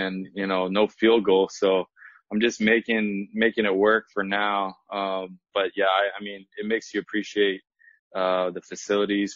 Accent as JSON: {"language": "English", "town": "Kailua", "region": "Hawaii", "country": "United States", "tie": "born or raised there", "moved": "yes", "said": "My wife and I, we grew up in Kailua"}